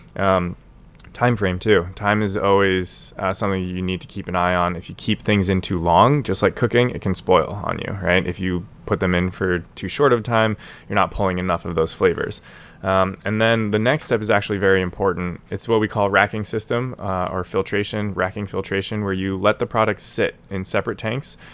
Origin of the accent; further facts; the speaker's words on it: Denver, Colorado, United States; moved away as an adult; now in Washington, DC, United States; born and raised in Denver, Colorado, moved to DC about three and a half, almost four years ago now